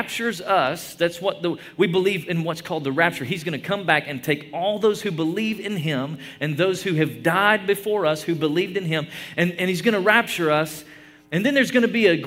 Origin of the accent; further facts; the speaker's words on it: East Tennessee, United States; I grew up in East Tennessee